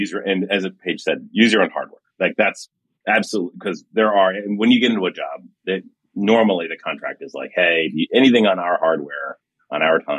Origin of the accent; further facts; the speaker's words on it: Miami, Florida, United States; I grew up in Miami back in the day, it was my twenties, and I remember that is a town where like side hustling is everything.